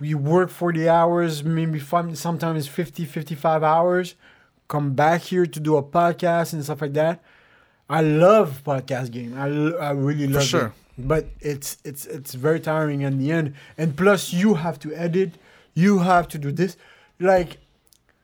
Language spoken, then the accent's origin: English; Montreal, Quebec, Canada; I was lucky to be born in Montreal, Quebec, Canada